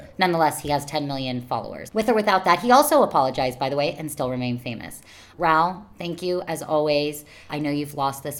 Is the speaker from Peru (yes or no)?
no; United Kingdom; I'm not Mexican. I'm British.